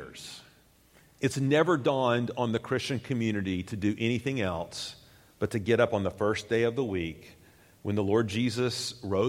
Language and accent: English; Tennessee, United States; I grew up in Tennessee, and I grew up going to Tennessee football games in Knoxville